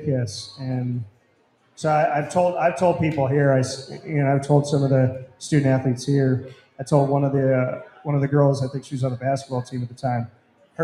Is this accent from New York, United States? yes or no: yes; Syracuse, New York, United States; I am from Syracuse, from the north side.